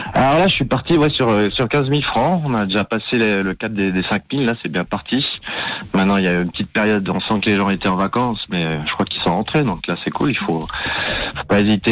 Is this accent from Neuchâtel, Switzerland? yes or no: no; Valais, Switzerland; je viens du, je viens du Valais. Ok. Côté de Ventone